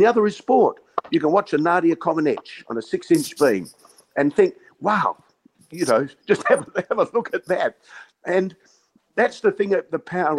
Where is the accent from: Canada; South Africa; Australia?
Australia; Western Australia; Western Australia getting screwed. You know, we've got the best stadium in the world